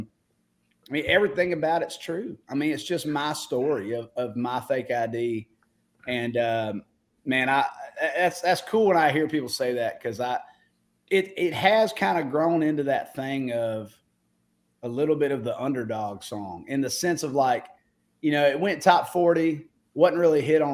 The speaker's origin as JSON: {"language": "English", "town": "Warner Robins", "region": "Georgia", "country": "United States", "tie": "born or raised there", "moved": "as an adult", "lives_now": "Nashville, United States", "said": "I love being from Middle Georgia. I love everything about the state, love everything about my hometown"}